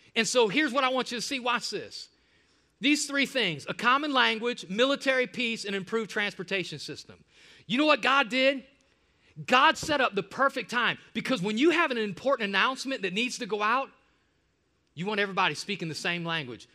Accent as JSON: {"language": "English", "town": "Cleveland", "region": "Ohio", "country": "United States", "tie": "born or raised there", "moved": "yes", "said": "Cleveland, my hometown, my home stomping grounds"}